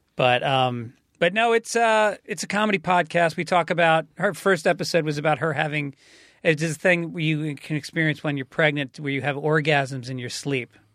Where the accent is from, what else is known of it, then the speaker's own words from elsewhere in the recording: New York, United States; now in California, United States; I'm a New Yorker